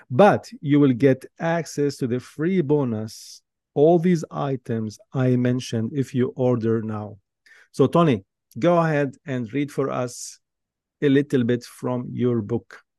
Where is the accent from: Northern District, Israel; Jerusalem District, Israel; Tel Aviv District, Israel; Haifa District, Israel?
Jerusalem District, Israel; Jerusalem; Growing up in Jerusalem, I always had this inner feeling and desire to explore new places.